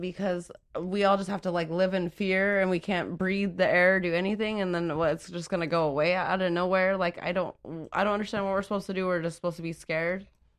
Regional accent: Utah, United States; I'm from Utah.

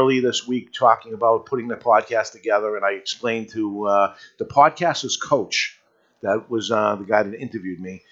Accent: Boston, Massachusetts, United States; accent: New England; Along with the New England accent, yes, we are up here. We're from the Boston area

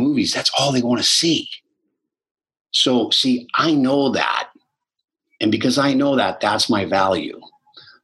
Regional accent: Boston, Massachusetts, United States; I grew up in Boston my whole life.

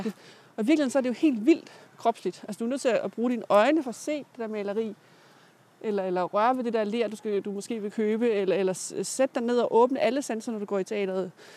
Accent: Jutland, Denmark; jeg er fra Jylland

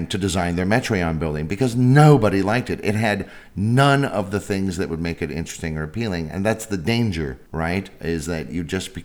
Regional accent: San Francisco, California, United States; I'm from San Francisco

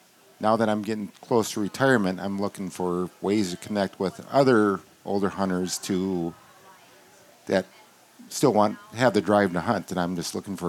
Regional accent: Mounds View, Minnesota, United States; … from Moundsview.

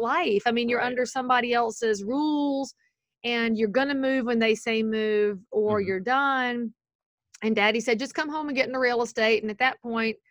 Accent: Concord, North Carolina, United States; accent: Southern; I'm from Concord, North Carolina, established in 1796. We are very old and famous. In fact, my city's older than your whole state

